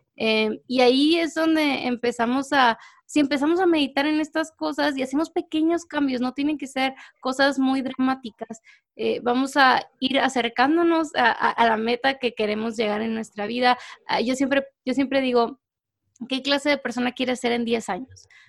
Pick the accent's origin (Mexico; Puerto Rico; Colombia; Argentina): Mexico; now in Guatemala; yo soy mexicana, vivo en Guatemala, pero soy mexicana